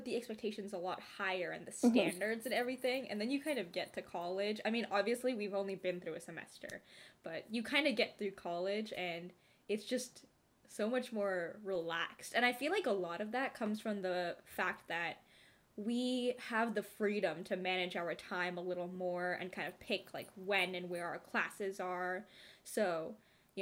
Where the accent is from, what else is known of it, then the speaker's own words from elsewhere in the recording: Bay Area, California, United States; We are both from California, the Bay Area